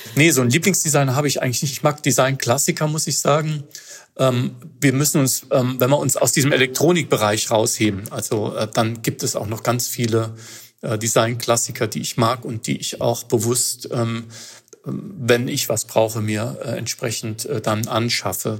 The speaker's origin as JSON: {"language": "German", "country": "Germany", "said": "als äh, Europäer oder als Deutscher"}